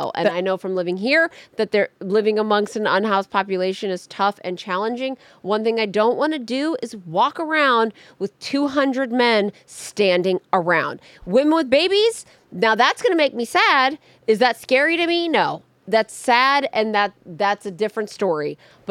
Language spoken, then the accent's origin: English; California, United States; also born or lived in Texas; I'm born and raised in California, went to college in Texas